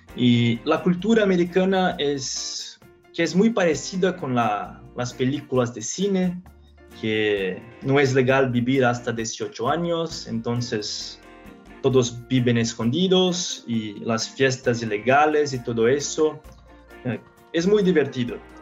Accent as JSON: {"language": "Spanish", "region": "São Paulo", "country": "Brazil", "tie": "born or raised there", "also_born_or_lived": "Minnesota", "second_language": "Spanish", "said": "empecé a estudiar ingeniería civil en Mackenzie, en São Paulo, donde yo nací"}